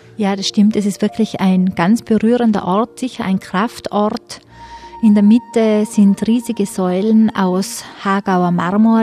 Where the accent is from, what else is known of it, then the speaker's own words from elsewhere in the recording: Tyrol, Austria; accent: Tyrolean; wir sind Tiroler, aber der Dialekt ist sehr ähnlich